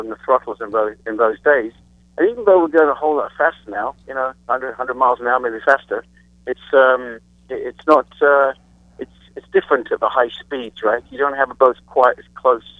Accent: England, United Kingdom; And so that's where I was from.

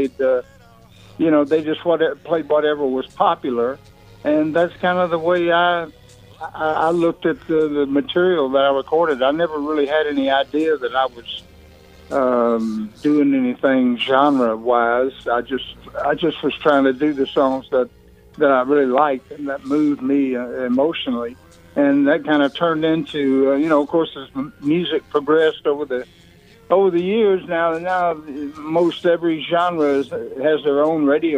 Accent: Texas, United States; also born or lived in Oklahoma; I grew up in Texas

